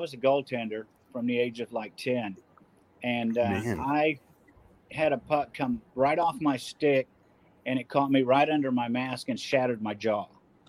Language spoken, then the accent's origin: English; Corpus Christi, Texas, United States; born there; also born or lived in Minnesota; Actually, I was born in Corpus, but when I was younger, we spent some time up in Minnesota because my dad was a auto mechanic, aircraft mechanic, and he got a job up there teaching.